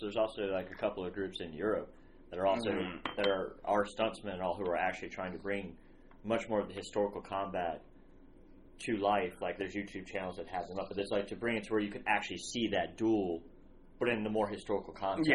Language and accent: English; Louisiana, United States; I grew up in Louisiana, and you know, I have family that came not too long, recently